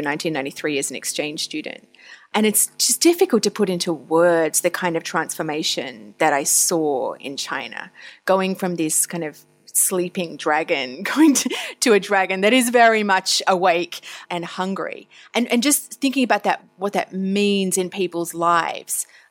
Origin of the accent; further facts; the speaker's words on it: Tasmania, Victoria, Australia; moved away; I grew up in Australia, initially in Tasmania, which is the island down the bottom. And then I spent my high school years on the mainland, as we call it, in Victoria.